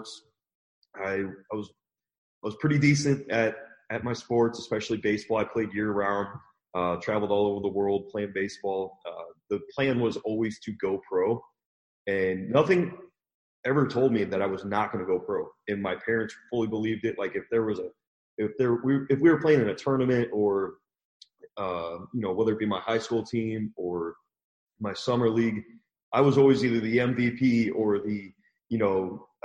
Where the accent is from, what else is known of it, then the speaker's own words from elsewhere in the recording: St. Louis, Missouri, United States; I grew up in St. Louis, Missouri